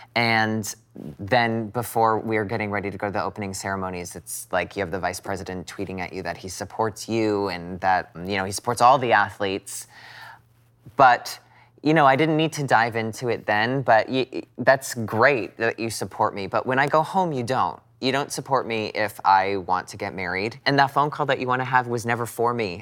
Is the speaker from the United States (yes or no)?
yes; United States; being an American